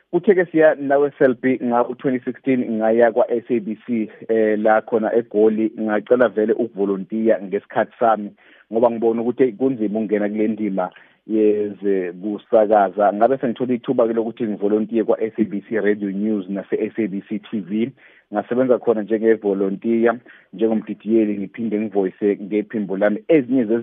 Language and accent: Zulu; Mtubatuba, KwaZulu-Natal, South Africa; moved away as an adult; now in Johannesburg, South Africa; lo insizwe neminyaka ewu30 nje ngizalelwe ngakhulela eMtubatuba endaweni yasemakhaya